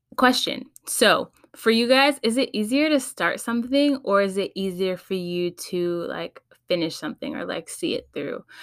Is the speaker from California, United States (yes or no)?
yes; Los Angeles, California, United States; also born or lived in Texas; I was born and raised in the Valley, San Fernali, San Fernando Valley, that is, L A County